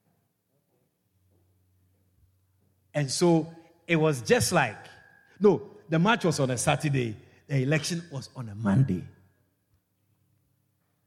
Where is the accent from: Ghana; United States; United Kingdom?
Ghana; moved away as an adult; now in Guyana; from where I was born in Ghana, West Africa